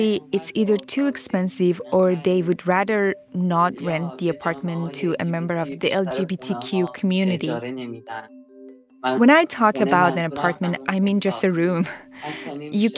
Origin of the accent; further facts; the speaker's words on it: Iran; English is a second language; now in Toronto, Canada; I'm an immigrant from Iran